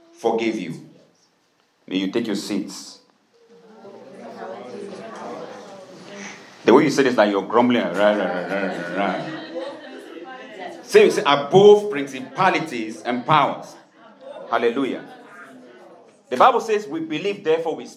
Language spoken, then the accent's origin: English; Tiko, Southwest Region, Cameroon; moved away; a town where I grew up in Tiko in Cameroon